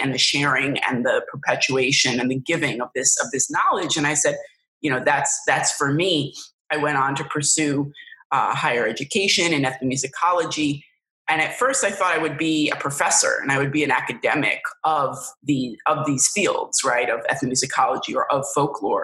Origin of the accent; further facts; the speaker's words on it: New York City, New York, United States; I grew up in New York City and the surrounding counties